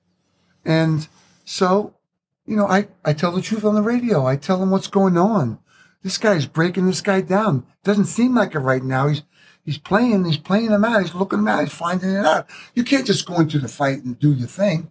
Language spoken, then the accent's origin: English; Long Island, New York, United States; I grew up in Long Island